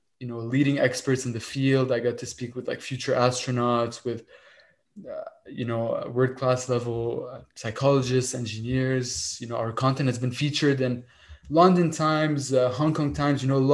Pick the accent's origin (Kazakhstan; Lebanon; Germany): Lebanon; moved away as an adult; now in Montreal, Canada; I kind of immigrated from Lebanon, moved to Montreal to pursue my engineering studies. And all my life, I grew up in Lebanon as a child